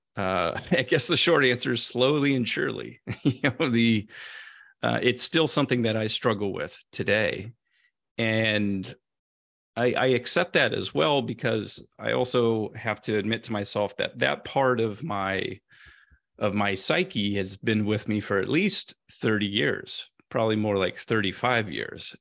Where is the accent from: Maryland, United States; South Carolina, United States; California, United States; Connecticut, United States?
California, United States; Central; moved away as an adult; I grew up in Central California on a small family farm in a blue-collar community